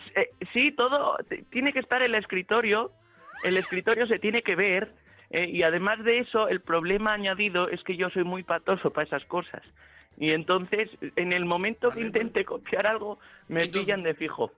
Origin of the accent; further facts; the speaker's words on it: León, Castile and León, Spain; yo soy de León y mi madre es de Gijón